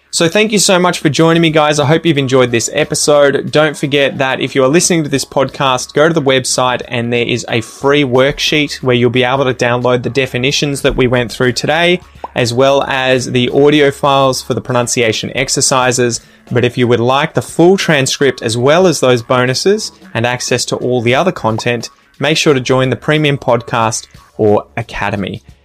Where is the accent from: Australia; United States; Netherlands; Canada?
Australia; I'm an Aussie.